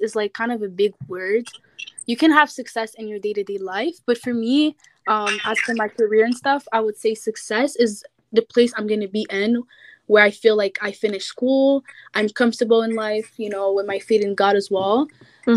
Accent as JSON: {"language": "English", "town": "Montreal", "region": "Quebec", "country": "Canada", "said": "I'm from Montreal, Canada"}